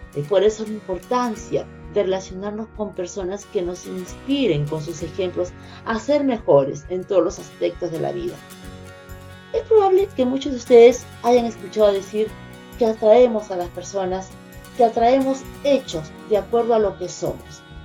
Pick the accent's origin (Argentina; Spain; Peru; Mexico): Peru; Lima; soy de Lima, Perú